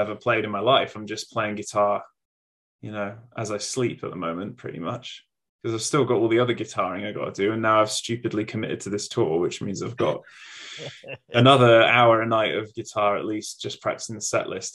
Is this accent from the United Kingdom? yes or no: yes; England, United Kingdom; moved away as an adult; now in Melbourne, Australia; I'm very English, but I'm living in Melbourne.